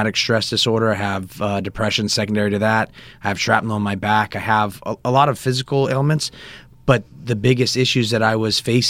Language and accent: English; Northern California, United States; I was born and raised right here in Northern California